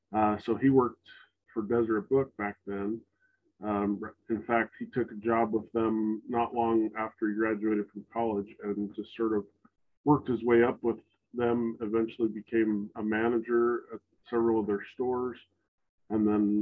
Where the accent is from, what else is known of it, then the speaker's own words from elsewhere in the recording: Salt Lake City, Utah, United States; And so he had a whole different perspective and like life experience than we did for growing up in Salt Lake City.